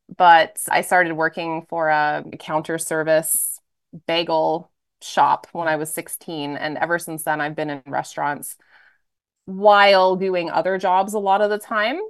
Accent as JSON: {"language": "English", "area": "just outside of Toronto", "region": "Ontario", "country": "Canada", "tie": "born or raised there", "also_born_or_lived": "Alberta / Edmonton / Ottawa / United States", "moved": "as an adult", "said": "So I grew up in Canada, just outside of Toronto, small town"}